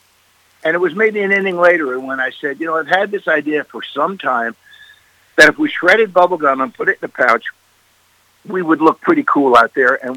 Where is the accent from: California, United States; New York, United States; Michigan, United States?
New York, United States; Massapequa; And we're two kids from Massapequa, Long Island. I mean, we're two skinny, wide-eyed kids in the Big Apple.